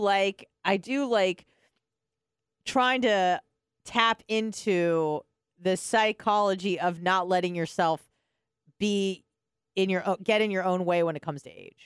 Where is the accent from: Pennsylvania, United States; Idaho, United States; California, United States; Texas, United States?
California, United States; moved away; I'm from California